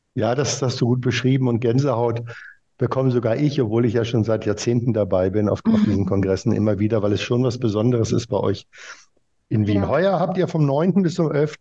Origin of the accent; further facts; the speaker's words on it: Germany; ich als Deutscher